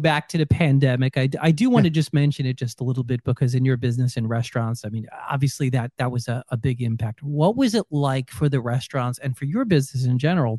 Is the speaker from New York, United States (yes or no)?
yes; New York, United States; moved away; Well, I'm from New York as well.